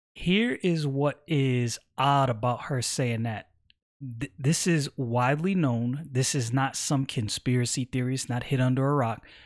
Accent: Brooklyn, New York, United States; moved away as an adult; I'm from Brooklyn, born and raised

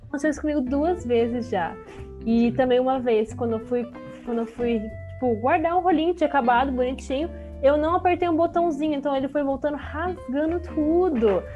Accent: São Paulo, Brazil; eu moro em São Paulo, capital, nascida e criada em São Paulo

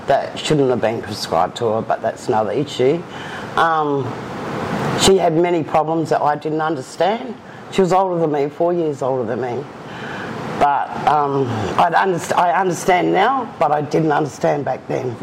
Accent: Perth, Western Australia, Australia; I've was born and bred in Perth

